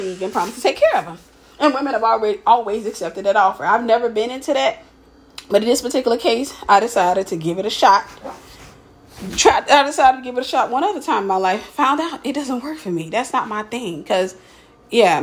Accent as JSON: {"language": "English", "region": "Mississippi", "country": "United States", "said": "I was from Mississippi."}